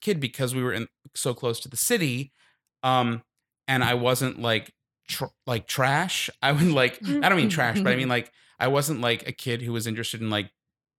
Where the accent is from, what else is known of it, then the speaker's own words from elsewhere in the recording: Long Island, New York, United States; I'm so from Long Island, so Jewish.